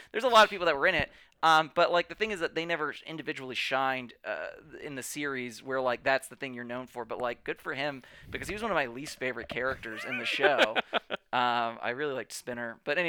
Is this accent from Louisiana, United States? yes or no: yes; New Orleans, Louisiana, United States; also born or lived in Toronto; he's also represented by my hometown guy